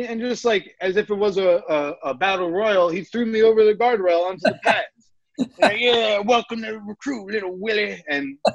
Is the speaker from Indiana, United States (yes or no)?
no; New York, United States; accent: New York; my New York accent